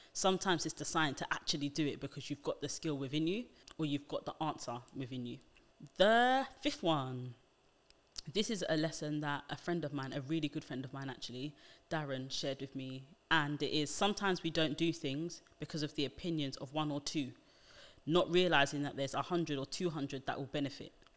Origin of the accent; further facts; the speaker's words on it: United Kingdom; being black British is a very different identity to that, um, just because of how we live, the nuances in our speech